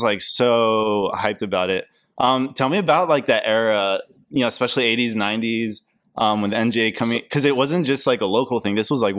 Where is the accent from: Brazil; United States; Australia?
Brazil; moved away; So I grew up in Brazil, yep. as I think you know, in the 90s.